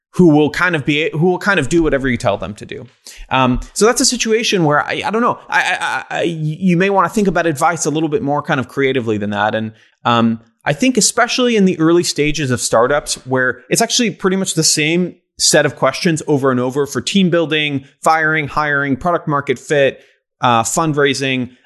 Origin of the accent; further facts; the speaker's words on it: Israel; now in United States; I grew up in Israel